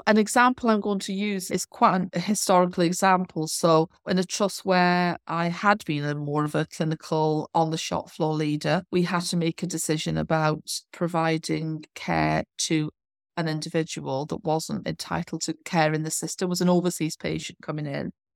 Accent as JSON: {"language": "English", "region": "North Wales", "country": "United Kingdom", "also_born_or_lived": "Southend / Birmingham / Bournemouth / Doncaster", "moved": "as an adult", "lives_now": "London, United Kingdom", "said": "I'm actually from North Wales. I've trained in North Wales."}